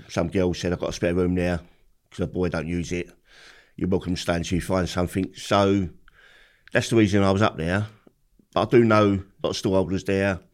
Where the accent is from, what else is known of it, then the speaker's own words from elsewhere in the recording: London, United Kingdom; I've grew up in Peckham